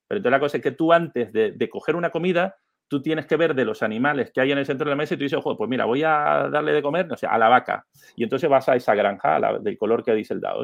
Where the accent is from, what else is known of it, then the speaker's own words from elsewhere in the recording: Venezuela; moved away; also born or lived in Canary Islands; Soy venezolano